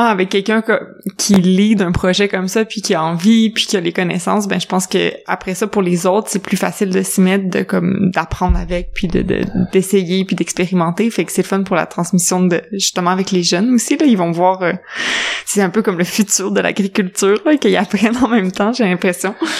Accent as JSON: {"language": "French", "town": "Quebec City", "region": "Quebec", "country": "Canada", "said": "on est de Québec"}